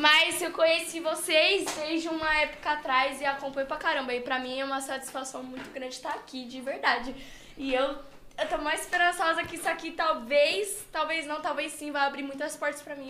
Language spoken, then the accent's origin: Portuguese; Brazil; Eu sou brasileira